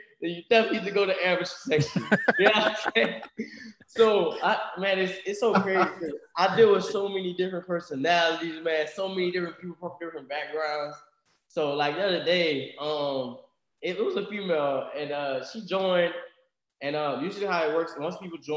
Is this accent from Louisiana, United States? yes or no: yes; Louisiana, United States; we're from Louisiana country